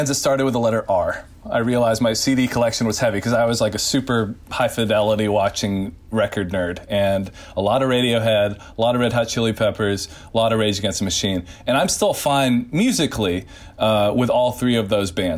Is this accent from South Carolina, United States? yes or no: no; Nashville, Tennessee, United States; now in Portland, United States; growing up in Nashville